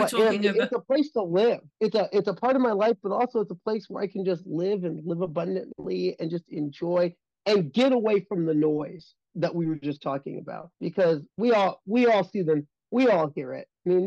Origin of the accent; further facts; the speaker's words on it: Midwest, United States; also born or lived in Connecticut; I'm a Midwesterner